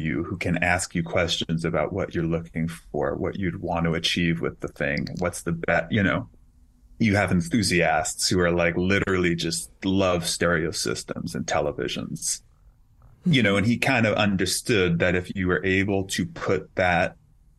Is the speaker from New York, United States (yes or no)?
yes; New York City, New York, United States; I grew up in Queens